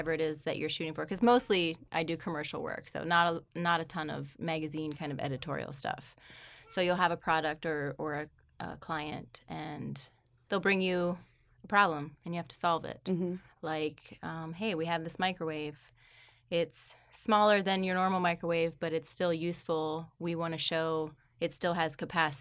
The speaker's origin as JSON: {"language": "English", "region": "Pennsylvania", "country": "United States", "moved": "yes", "lives_now": "St. Joseph, Michigan, United States", "said": "I live currently in St. Joseph, Michigan, but I am from Pennsylvania."}